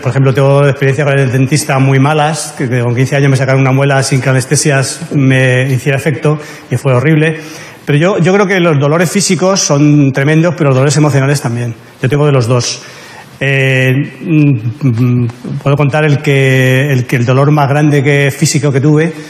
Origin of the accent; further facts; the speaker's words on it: La Gomera, Canary Islands, Spain; born there; Pero es que yo soy nacido en La Gomera.